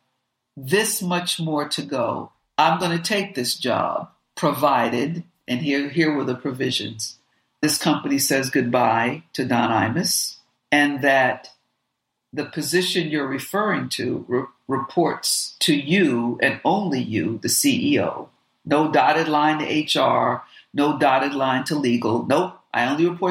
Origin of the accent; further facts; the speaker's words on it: Jamaica; I'm Jamaican